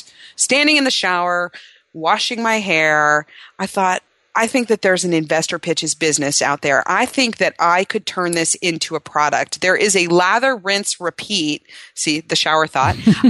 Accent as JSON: {"language": "English", "town": "Cincinnati", "region": "Ohio", "country": "United States", "tie": "born or raised there", "lives_now": "Austin, United States", "said": "Cincinnati, Ohio is my hometown, and I've been trying to build some business there because I have some personal ties"}